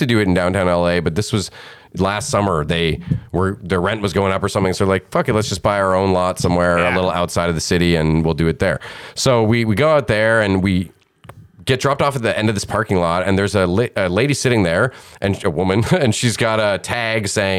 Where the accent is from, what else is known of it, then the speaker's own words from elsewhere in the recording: Canada; We're Canadians on our honeymoon